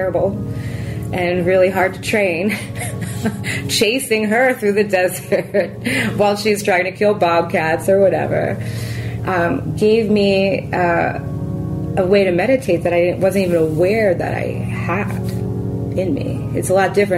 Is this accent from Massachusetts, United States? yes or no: no; Philadelphia, Pennsylvania, United States; now in Yucca Mesa, United States; I'm from Philly